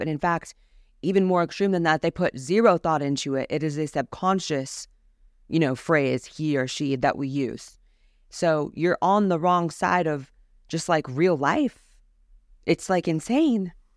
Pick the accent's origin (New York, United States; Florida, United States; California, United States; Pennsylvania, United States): California, United States; I was raised as someone in the California school system